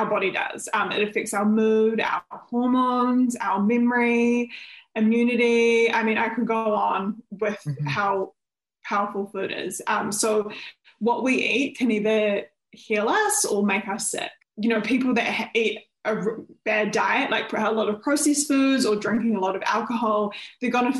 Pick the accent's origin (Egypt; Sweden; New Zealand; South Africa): New Zealand; moved away as an adult; also born or lived in Melbourne, Australia; I'm originally from New Zealand, and when I was 18, I actually moved to Melbourne in Australia